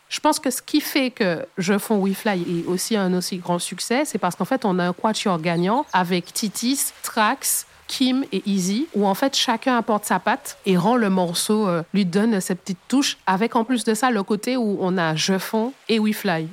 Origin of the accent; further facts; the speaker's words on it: Martinique; chez nous en Martinique